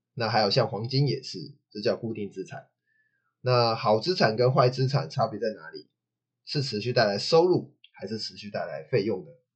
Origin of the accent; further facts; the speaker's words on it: Taichung, Taiwan; 我台中人